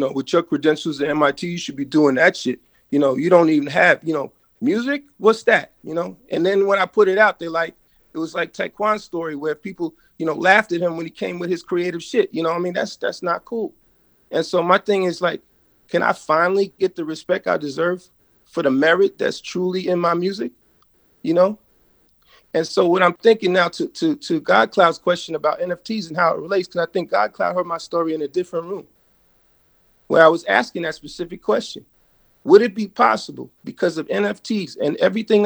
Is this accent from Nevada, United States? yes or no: no; New York City, New York, United States; also born or lived in Freeport, Long Island, New York; Grew up in Brooklyn and Freeport, Long Island